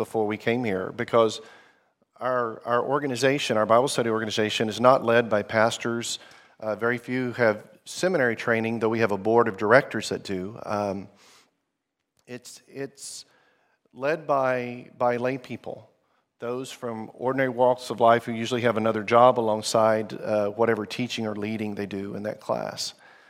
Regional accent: Zimbabwe; also born or lived in Arkansas, United States; I grew up in the country that's now known as Zimbabwe. My parents were missionaries there. We're from Arkansas in the U.S., good place to get barbecue and fried chicken.

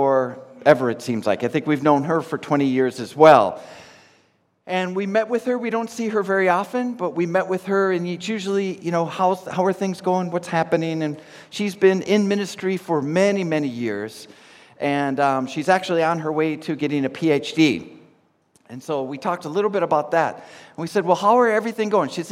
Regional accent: Minnesota, United States; moved away; I'm from Minnesota in the States

